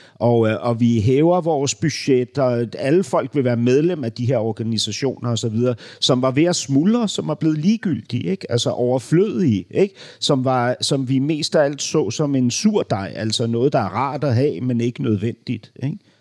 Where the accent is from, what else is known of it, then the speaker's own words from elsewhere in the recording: Denmark; da vi gik i skole som børn, så var der en bog, en bogserie, som vi lærte dansk gennem